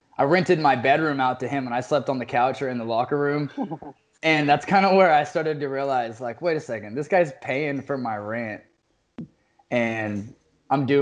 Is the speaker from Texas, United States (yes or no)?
yes; Fort Worth, Texas, United States; I was born and raised in Fort Worth, Texas. I went to private school here.